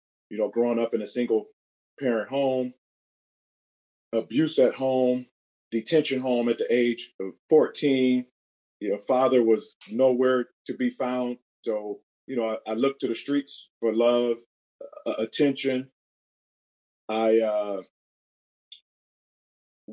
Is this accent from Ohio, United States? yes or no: yes; Cleveland, Ohio, United States; Born and raised in Cleveland, Ohio